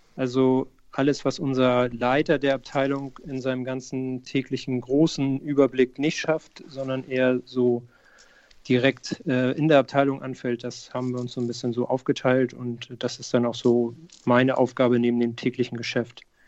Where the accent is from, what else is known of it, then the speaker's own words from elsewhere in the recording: Hamburg, Germany; Ich bin in Hamburg geboren